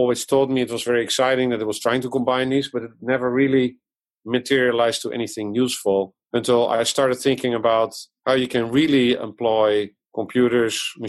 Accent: Netherlands; English is a second language; moved away as an adult; also born or lived in Amsterdam, Netherlands / Japan / France; now in Iowa, United States; As you can hear from my accent, I was born abroad in the Netherlands. I came here from Amsterdam to Iowa now 15 years ago

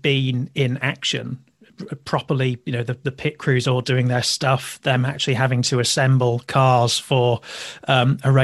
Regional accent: Yorkshire and the Humber, United Kingdom; I'm a Yorkshireman as well

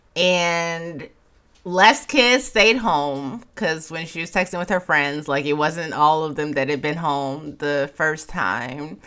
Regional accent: Chicago, Illinois, United States; moved away; I'm from Chicago

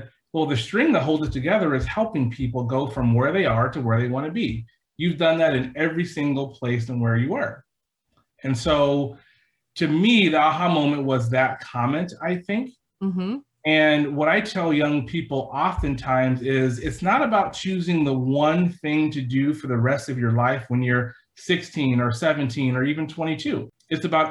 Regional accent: Silicon Valley, California, United States; moved away as an adult; also born or lived in Walla Walla, Washington; I'm from California, born and raised in Silicon Valley

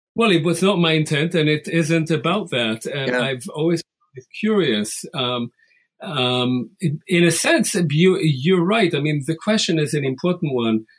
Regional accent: Israel; I was born and raised in Israel um, in the 50s and 60s

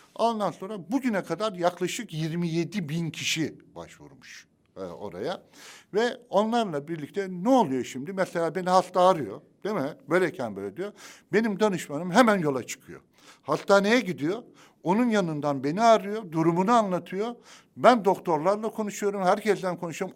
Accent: Adapazarı, Sakarya, Turkey; Adapazarı'nda benim kentimi çok seviyorum

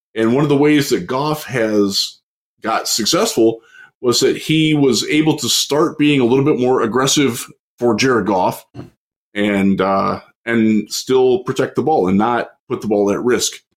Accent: Cleveland, Ohio, United States; moved away; also born or lived in Houston; I'm from Cleveland

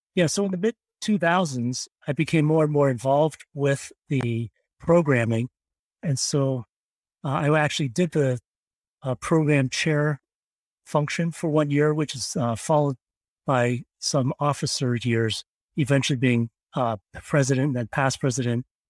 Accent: Pittsburgh, Pennsylvania, United States; moved away as an adult; also born or lived in East Coast / Stanford, California / San Francisco, California; now in West Virginia, United States; I was actually born and raised in Pittsburgh, Pennsylvania

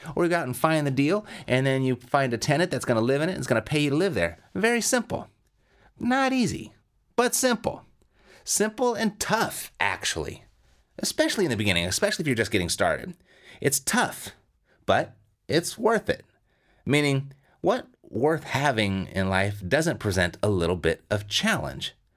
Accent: Southern California, United States; I'm born and raised in Southern California

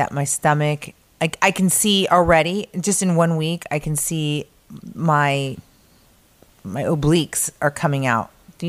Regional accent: Arizona, United States; We're from Arizona.

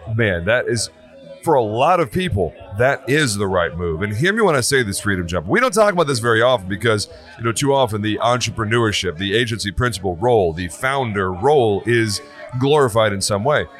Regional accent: Texas, United States; I'm from Texas

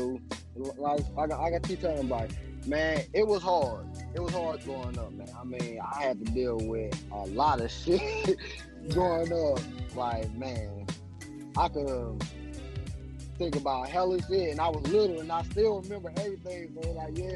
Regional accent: St. Louis, Missouri, United States; also born or lived in California; I'm from California and St. Louis, but most of my years I've been in St. Louis

